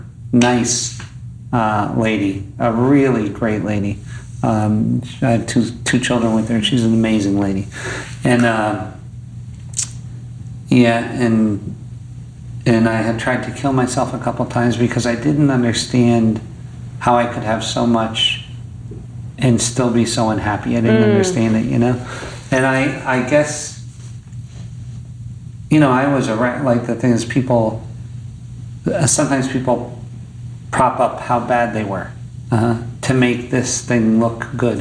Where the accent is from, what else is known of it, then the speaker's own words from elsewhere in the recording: Scranton, Pennsylvania, United States; So, so I was born in Scranton, Pennsylvania, which is a shitty place, right?